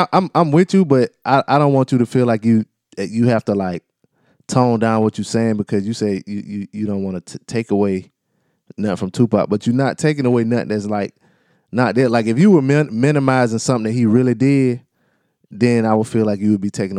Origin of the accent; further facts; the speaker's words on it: East Coast, United States; I'm from the East Coast.